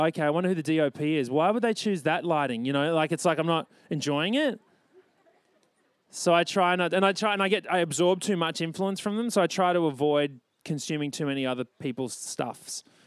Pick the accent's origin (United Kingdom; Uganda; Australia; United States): Australia; born or raised there